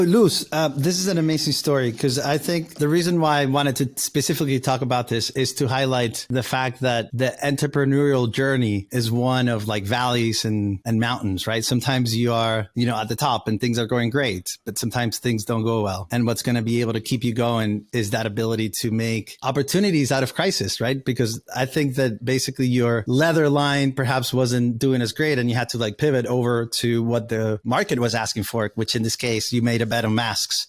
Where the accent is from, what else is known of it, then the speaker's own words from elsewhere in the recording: Valencia, Carabobo, Venezuela; English is a second language; now in United States; I grew up with Venezuela, we grew up together in Valencia